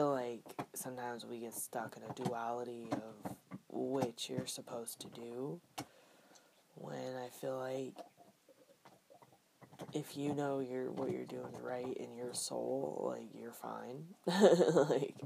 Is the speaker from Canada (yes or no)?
no; Northern California, United States; growing up in NorCal